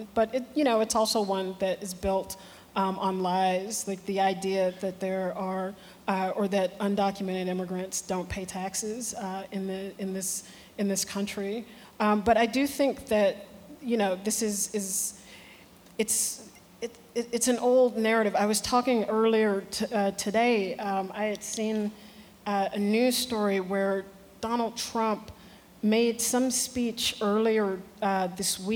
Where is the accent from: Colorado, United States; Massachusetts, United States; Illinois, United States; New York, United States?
Illinois, United States; Chicago; I'm from Chicago